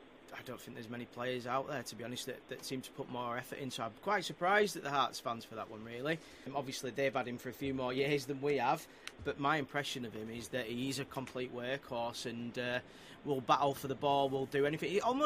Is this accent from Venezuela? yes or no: no; Leeds, Yorkshire and the Humber, United Kingdom; I'm from Leeds.